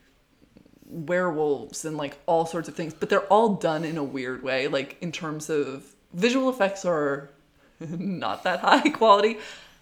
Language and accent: English; New England, United States; I grew up in New England